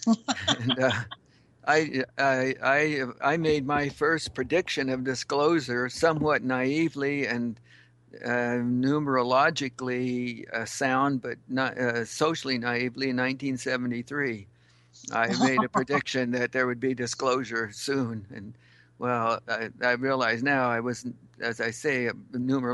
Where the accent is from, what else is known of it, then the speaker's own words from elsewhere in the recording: Western Washington, United States; moved away as an adult; also born or lived in Alaska; I grew up in the Western Washington